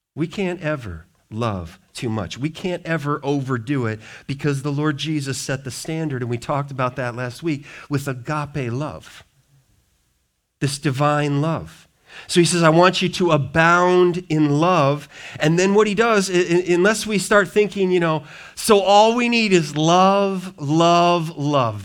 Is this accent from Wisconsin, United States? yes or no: yes; Wisconsin, United States; now in Richmond, Michigan, United States; people I grew up with in Wisconsin